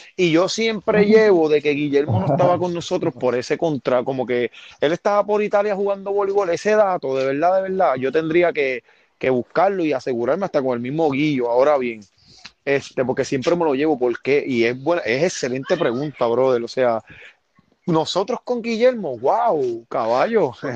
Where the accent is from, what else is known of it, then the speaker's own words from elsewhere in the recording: Yabucoa, Puerto Rico; porque aquí yo me crié, aquí yo nací. Yo, yo nací, muero aquí en Yabucoa